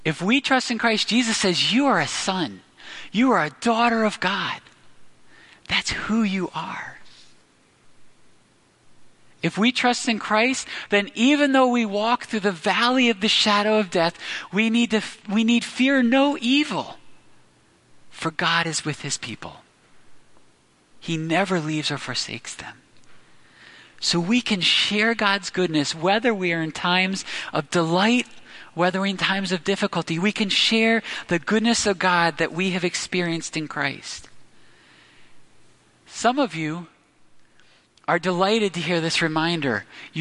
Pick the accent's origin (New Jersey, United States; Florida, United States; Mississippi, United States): New Jersey, United States; growing up in South Jersey